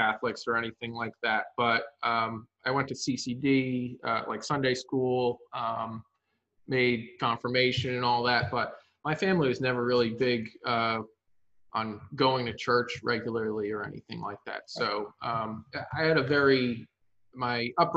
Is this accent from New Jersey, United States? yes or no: yes; New Jersey, United States; I've always been here. I live 25 minutes from where I grew up now